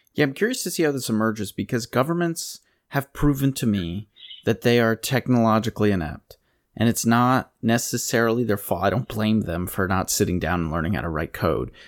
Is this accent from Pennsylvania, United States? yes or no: yes; Pennsylvania, United States; I grew up in Pennsylvania